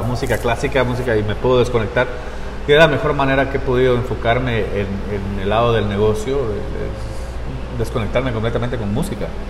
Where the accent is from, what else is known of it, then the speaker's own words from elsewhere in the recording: Guatemala City, Guatemala Department, Guatemala; also born or lived in Costa Rica / Utah; now in North Salt Lake, Utah, United States; soy, soy de la ciudad de Guatemala. Este, nací en Costa Rica